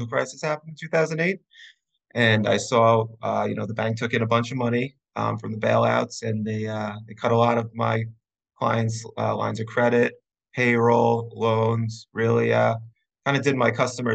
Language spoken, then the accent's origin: English; Long Island, New York, United States; I'm from Long Island, New York. I grew up out east by the beach